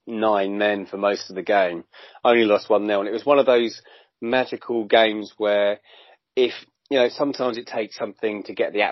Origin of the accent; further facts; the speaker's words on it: Brighton, South East England, United Kingdom; I'm from Brighton, lived here all my life.